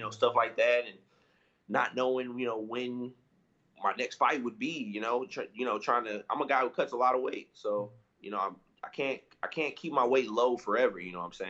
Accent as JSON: {"language": "English", "town": "St. Louis", "region": "Missouri", "country": "United States", "tie": "born or raised there", "said": "I was back home in St. Louis, my hometown. That's where I live"}